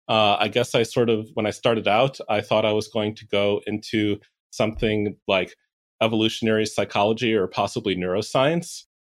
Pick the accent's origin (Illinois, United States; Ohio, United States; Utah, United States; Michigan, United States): Illinois, United States; Chicago; Chicago, Illinois.